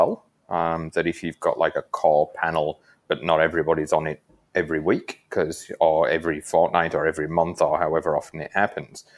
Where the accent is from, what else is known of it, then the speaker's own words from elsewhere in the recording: United Kingdom; now in Perth, Australia; I am originally from the UK